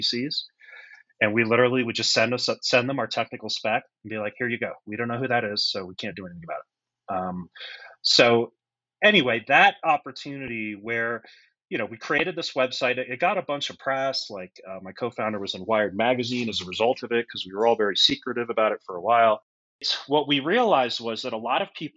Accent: United States; also born or lived in Pennsylvania; I grew up just outside of New York City.

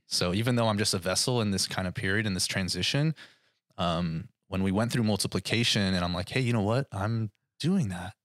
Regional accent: Thousand Oaks, California, United States; I have been born and raised in Thousand Oaks pretty much my entire life

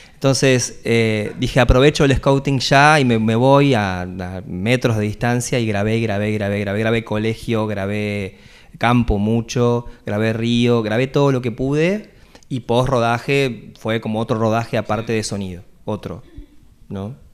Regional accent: Carmen de Patagones, Buenos Aires Province, Argentina; now in La Plata, Argentina; soy de, Patagones, de hecho con Javier hicimos el primario y el, secundario juntos

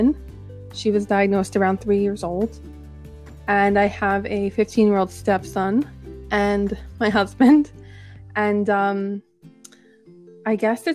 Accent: New Jersey, United States; I'm from New Jersey

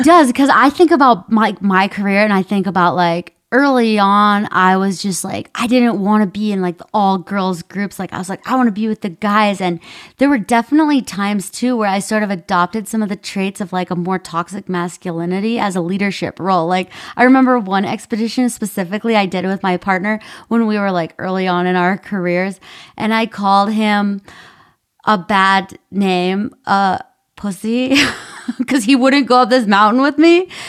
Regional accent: Minnesota, United States; where I grew up in Minnesota

